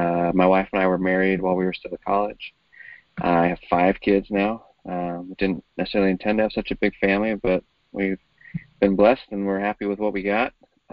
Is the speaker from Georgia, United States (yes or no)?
no; New York, United States; also born or lived in Utah / Southern California; So I grew up in a couple of different places. I was born in Utah. My parents were still in college, and then Southern California, and then ended up in upstate New York, just outside of Syracuse.